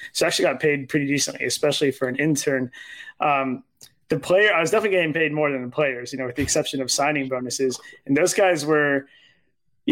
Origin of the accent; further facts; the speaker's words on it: Cupertino, California, United States; I grew up in Cupertino